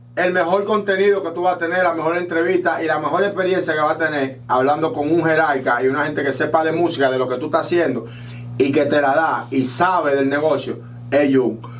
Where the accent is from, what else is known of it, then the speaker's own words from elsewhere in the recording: Dominican Republic; now in United States; nosotros somos dominicanos también.